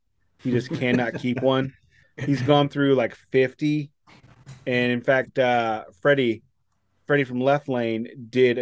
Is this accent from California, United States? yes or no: no; St. Louis, Missouri, United States; my hometown of St. Louis